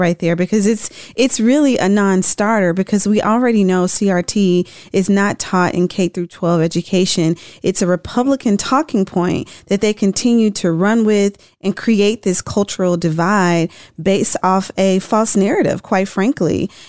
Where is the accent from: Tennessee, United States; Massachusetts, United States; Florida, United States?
Tennessee, United States; Memphis; Memphis, which also happens to be my hometown